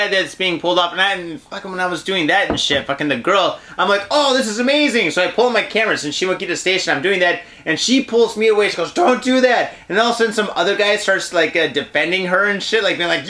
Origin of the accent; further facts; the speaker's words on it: Detroit, Michigan, United States; also born or lived in San Francisco; now in Japan; I did grow up in Detroit